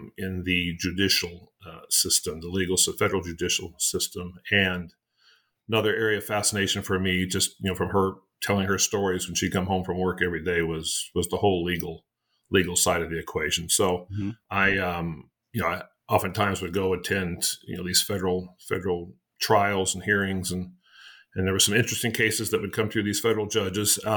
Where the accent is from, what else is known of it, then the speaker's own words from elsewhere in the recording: Amarillo, Texas, United States; moved away as an adult; also born or lived in Sioux Falls, South Dakota / De Smet, South Dakota / Europe; spent my years growing up there in Texas